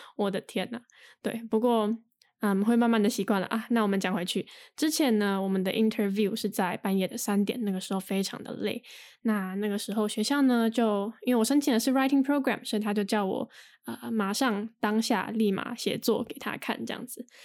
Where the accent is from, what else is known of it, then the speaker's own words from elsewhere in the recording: Taiwan; 之前在，呃，台湾上就是比较传统的，嗯，国高中大学课